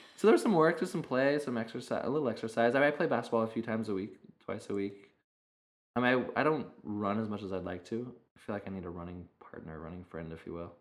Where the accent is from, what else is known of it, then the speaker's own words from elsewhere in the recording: United States; also born or lived in Arizona, United States; now in California, United States; growing up in Idaho and in Arizona, there was I mean a lot of open space